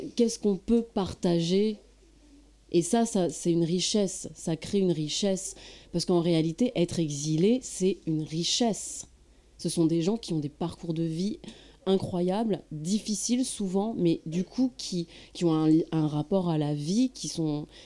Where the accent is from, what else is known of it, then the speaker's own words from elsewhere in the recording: France; en tant que française, je je n'étais pas, euh, je ne parlais pas la langue arabe